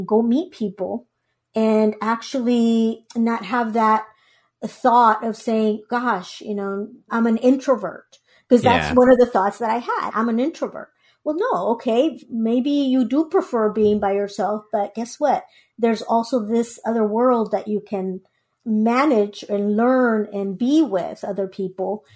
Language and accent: English; Guatemala; English is a second language; now in United States; I was born in Guatemala